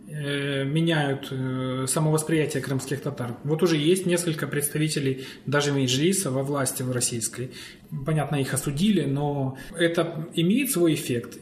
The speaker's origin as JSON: {"language": "Russian", "town": "Sevastopol", "region": "Crimea", "country": "Ukraine", "said": "Я из Севастополя, у нас очень мало было крымских татар"}